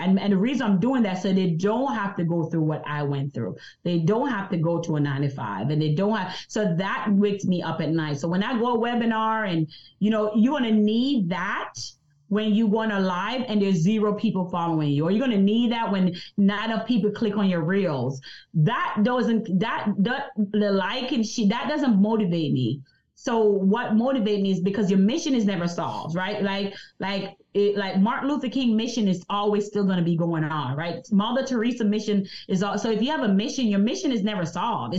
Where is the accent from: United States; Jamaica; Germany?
Jamaica; I'm from Jamaica, so I have an accent